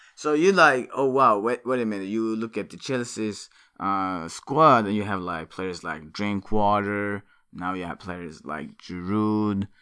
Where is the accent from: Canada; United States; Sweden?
Sweden; Örebro, Örebro County; moved away; Örebro, my hometown in Sweden